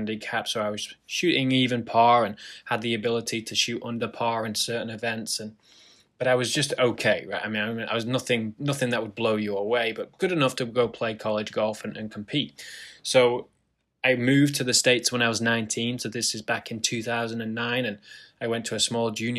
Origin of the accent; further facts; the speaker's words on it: Lytham St Annes, North West England, United Kingdom; moved away; I grew up in a town called Lytham St. Anne's